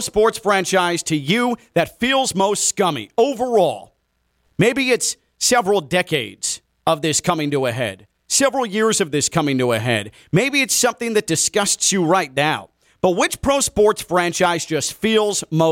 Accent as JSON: {"language": "English", "town": "Chicago", "region": "Illinois", "country": "United States", "tie": "born or raised there", "said": "growing up in Chicago and in the Chicago area"}